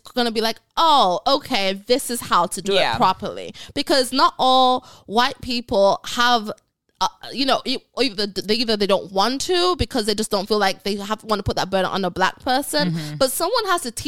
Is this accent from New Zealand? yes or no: no; Ghana; moved away; also born or lived in England / Jamaica; I was raised in Ghana around all Black people, I've been exposed to great Black culture. I'm Jamaican, I'm from England